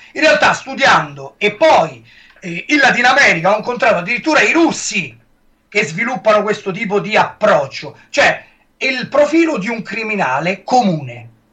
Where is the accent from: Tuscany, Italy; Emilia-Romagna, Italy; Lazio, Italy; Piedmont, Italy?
Lazio, Italy; Rome; accent: Roman; con la mia parlata romana